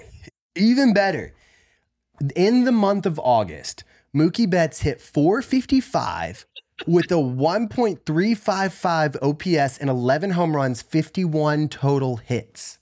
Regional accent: the South, United States; moved away; growing up in the South

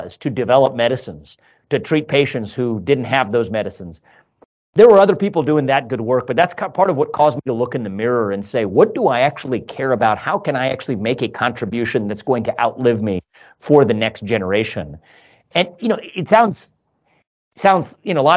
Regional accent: Cincinnati, Ohio, United States; also born or lived in Northeast United States / Columbus, Ohio; born and raised in Cincinnati, live in Columbus now, but a 15-year detour in the Northeast.

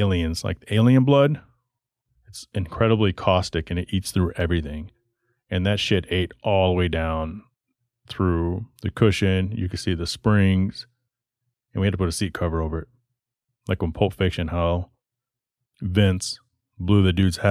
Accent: Texas, United States; also born or lived in Michigan; now in Arizona, United States; I grew up in Texas

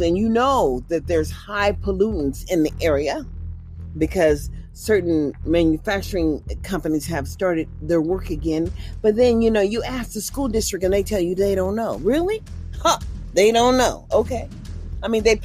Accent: Mississippi, United States; now in California, United States; I was born from Mississippi

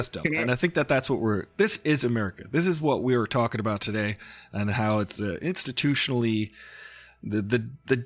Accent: New York, United States; I was in New York

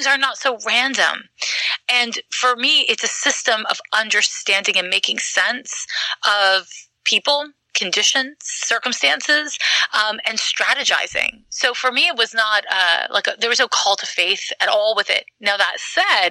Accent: Quebec, Canada; moved away; I'm from Quebec

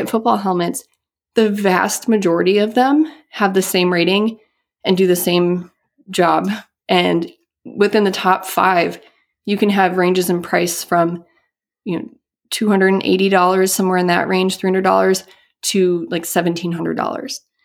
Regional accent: Midwest, United States; also born or lived in Boston; growing up in the Midwest

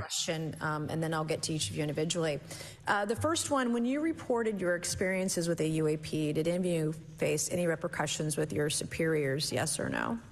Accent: South Carolina, United States; my home state of South Carolina

